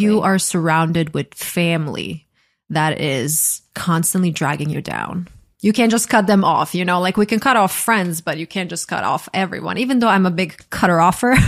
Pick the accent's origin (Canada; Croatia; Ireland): Croatia; I grew up in a small country. I'm from Croatia